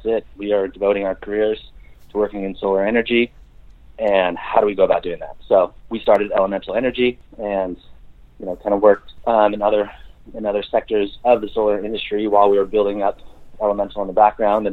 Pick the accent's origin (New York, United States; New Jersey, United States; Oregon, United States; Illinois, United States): Oregon, United States; we're from Oregon